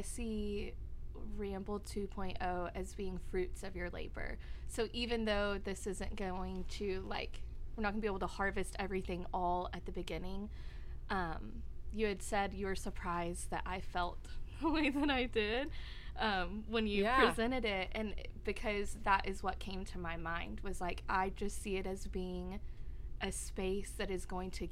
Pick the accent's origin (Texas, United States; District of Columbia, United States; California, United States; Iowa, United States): Texas, United States; Wichita Falls; We're all from Wichita Falls.